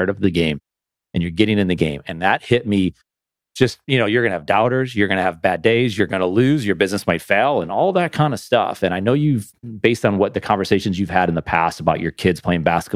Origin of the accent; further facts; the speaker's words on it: Buffalo, New York, United States; I'm from Buffalo, New York